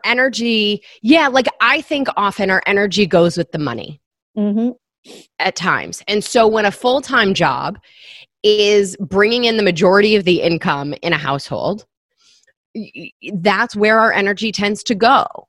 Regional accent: Michigan, United States; moved away as an adult; now in New York City, United States; I grew up in Michigan. I moved to New York right after graduating from college

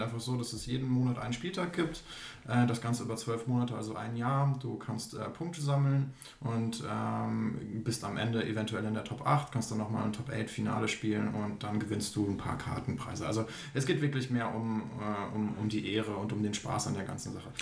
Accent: Aalen, Baden-Württemberg, Germany; moved away as an adult; in meiner Heimatstadt Aalen

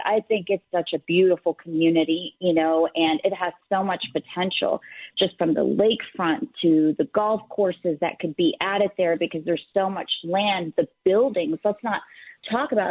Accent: the South, United States; growing up in the South and being Middle Eastern

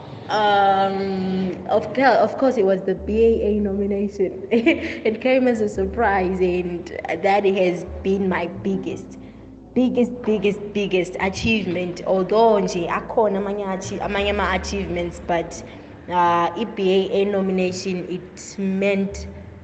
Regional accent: Zimbabwe; also born or lived in South Africa; I'm a South African born, Zimbabwean raised, and Bulawayo based musical artist

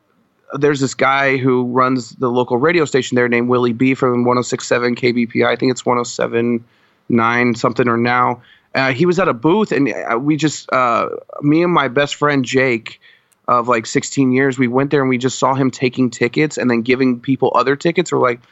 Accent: Colorado, United States; cause I'm originally from Colorado. {S1} Okay. {S2} So I was born and raised there, and I spent 25 years there of my life. I'm 27 now.

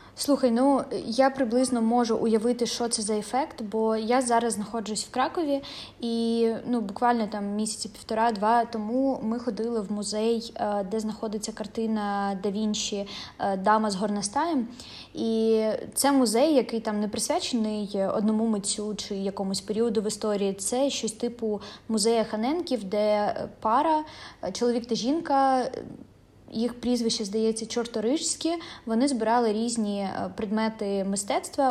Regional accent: Donetsk Oblast, Ukraine; я сама з Донецької області

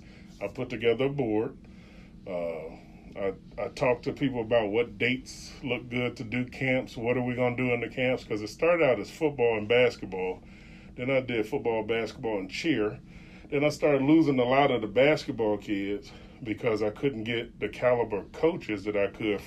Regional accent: Chicago, Illinois, United States; in Chicago, in my hometown

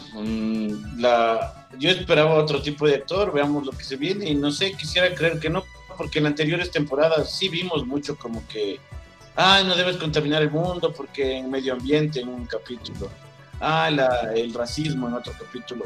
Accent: Ecuador; soy de Ecuador, tengo 31 años

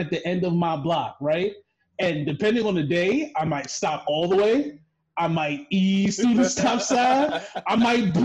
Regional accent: New York City, New York, United States; moved away; I'm from the Bronx.

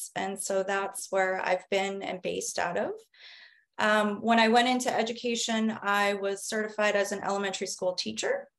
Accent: New Jersey, United States; moved away as an adult; also born or lived in Arizona / Washington, District of Columbia, United States / Italy; I am American. I was born in New Jersey, where I lived for most of my life

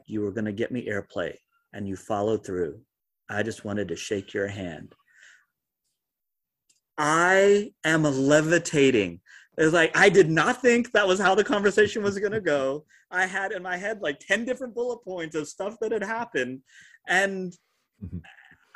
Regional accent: East Tennessee, United States; growing up in East Tennessee

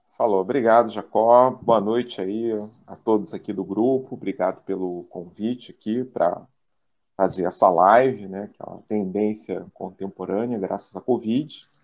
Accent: Rio de Janeiro, Brazil; now in Niterói, Brazil; Nasci, fui criado aqui no, no Rio de Janeiro, agora estou morando em Niterói

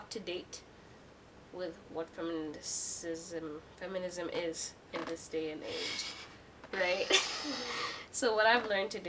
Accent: Kenya; now in Hong Kong; I am from Kenya

